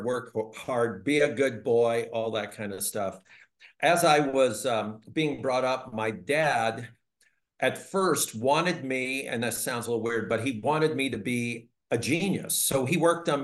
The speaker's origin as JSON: {"language": "English", "town": "Philadelphia", "region": "Pennsylvania", "country": "United States", "tie": "born or raised there", "said": "I was born in Philadelphia, Pennsylvania"}